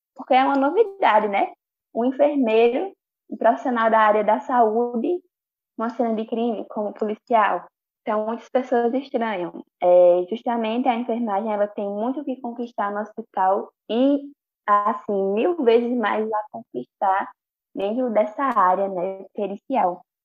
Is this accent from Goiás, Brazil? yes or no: no; Bezerros, Pernambuco, Brazil; also born or lived in Recife; eu nasci em Recife, mas eu fui criada em Bezerros